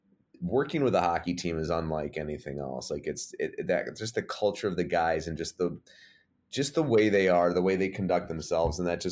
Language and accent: English; Livonia, Michigan, United States; also born or lived in Buffalo / Massachusetts; But yes, I am from Livonia, Michigan, which is a suburb of Detroit, about 20, 25 minutes outside the city. Moved there in the middle of second grade. I've kind of been around everywhere. I was born in Buffalo.